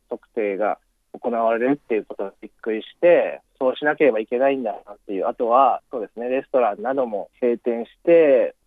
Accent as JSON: {"language": "Japanese", "region": "Osaka", "country": "Japan", "moved": "as an adult", "lives_now": "Beijing, China", "said": "日本の大阪から来ました"}